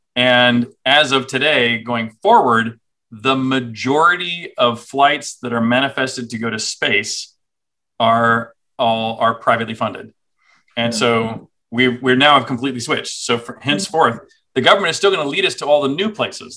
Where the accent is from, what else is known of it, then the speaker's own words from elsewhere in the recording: Houston, Texas, United States; also born or lived in Cambridge, England / Austin, Texas; I grew up in Texas. So I saw Houston, where I grew up